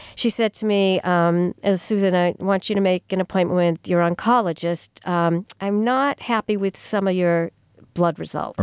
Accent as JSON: {"language": "English", "town": "Sturbridge", "region": "Massachusetts", "country": "United States", "tie": "born or raised there", "also_born_or_lived": "Amherst / Melrose / West Peabody", "moved": "as an adult", "lives_now": "Franklin, United States", "said": "I grew up in the Sturbridge area"}